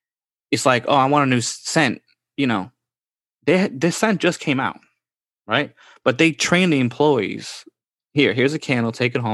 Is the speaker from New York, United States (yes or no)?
yes; Bronx, New York, United States; So basically, we live in Queens, okay? Or I come from the Bronx.